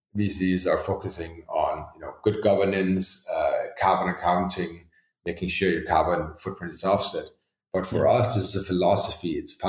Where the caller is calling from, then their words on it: Denmark; Obviously, a lot of countries now, I'm dialing in from Denmark, are not in the same situation.